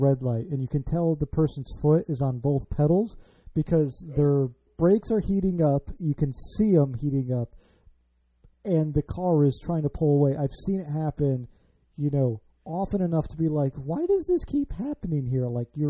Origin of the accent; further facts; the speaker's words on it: the Midwest, outside Chicago, Illinois, United States; now in Washington, D.C. area, United States; I grew up in the Midwest, outside Chicago, moved out here.